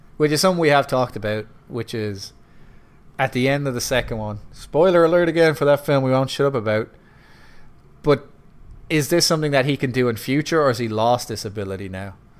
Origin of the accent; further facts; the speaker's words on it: Ireland; I'm Irish